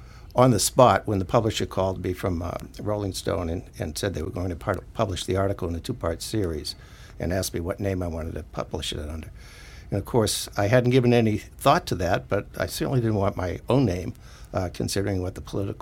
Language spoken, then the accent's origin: English; East Coast, United States; because I came from the East Coast.